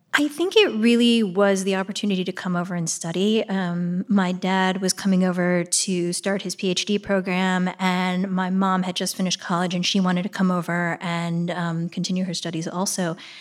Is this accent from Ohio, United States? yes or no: yes; Shaker Heights, Ohio, United States; also born or lived in Pittsburgh, Pennsylvania; I grew up in Pittsburgh, uh, until I was almost ten